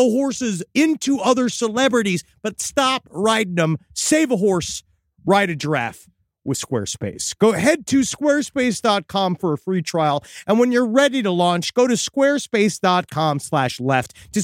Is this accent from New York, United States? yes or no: yes; Woodhaven, New York, United States; we're from Woodhaven